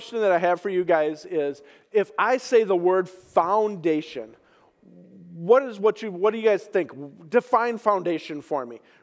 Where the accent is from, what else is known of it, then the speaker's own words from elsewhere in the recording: Minnesota, United States; moved away as an adult; I grew up in Minnesota. Spent 40 years there before I came out here